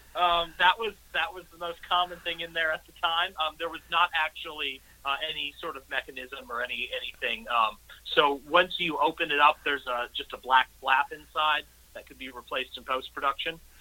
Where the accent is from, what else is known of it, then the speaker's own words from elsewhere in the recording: St. Louis, Missouri, United States; my hometown of St. Louis